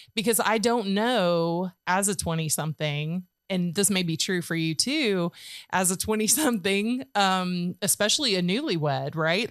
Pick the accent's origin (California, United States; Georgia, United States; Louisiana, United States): Georgia, United States; now in Tennessee, United States; I'm from Georgia